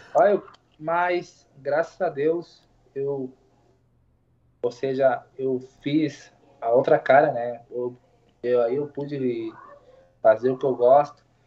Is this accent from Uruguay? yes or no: yes; Uruguay; Portuguese is a second language; Eu sou uruguaio, mas falo português